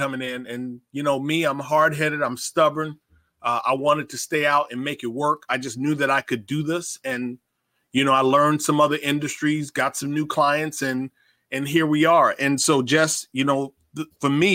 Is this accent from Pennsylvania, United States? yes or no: no; Davenport, Iowa, United States; I grew up in Davenport, Iowa, so like I absolutely know what it's like to deal with a Midwest winter